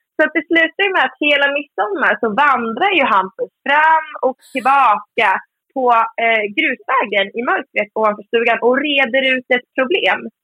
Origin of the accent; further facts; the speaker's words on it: Söderhamn, Gävleborg County, Sweden; min hemstad Söderhamn